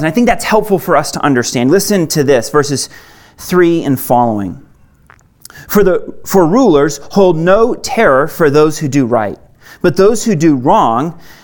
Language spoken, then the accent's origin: English; Maine, United States; moved away as an adult; I actually I didn't grow up here. I grew up in Maine